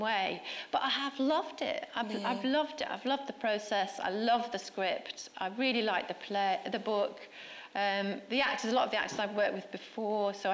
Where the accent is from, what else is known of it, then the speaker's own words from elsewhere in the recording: Stockport, North West England, United Kingdom; Stockport, which is where I was brought up.